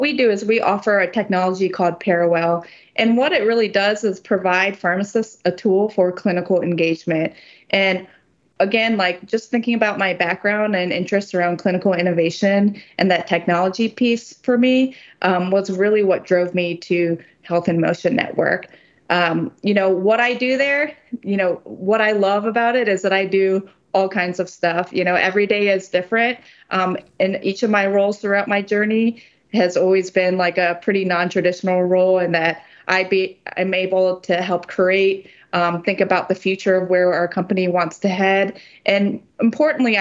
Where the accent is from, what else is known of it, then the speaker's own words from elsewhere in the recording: Ohio, United States; I grew up in Ohio, where I spent most of my life here